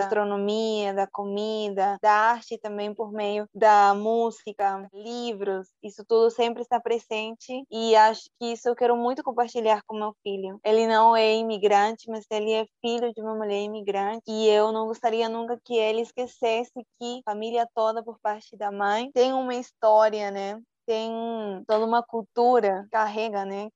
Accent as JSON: {"language": "Portuguese", "region": "Lima", "country": "Peru", "tie": "born or raised there", "also_born_or_lived": "Cusco, Peru / Bolivia", "second_language": "Portuguese", "moved": "as an adult", "lives_now": "Brazil", "said": "Eu fui criada em Lima"}